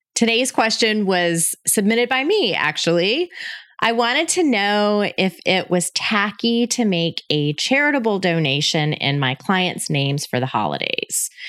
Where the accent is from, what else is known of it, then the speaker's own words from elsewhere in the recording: Panama City, Florida, United States; moved away as an adult; also born or lived in Denver, Colorado; I was born and raised in Panama City, Florida